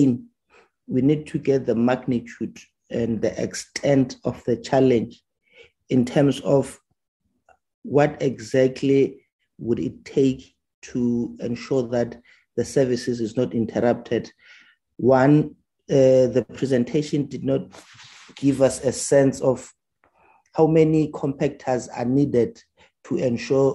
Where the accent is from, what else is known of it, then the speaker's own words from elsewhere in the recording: Ekurhuleni, Gauteng, South Africa; I am from Ekuruleni Fosloras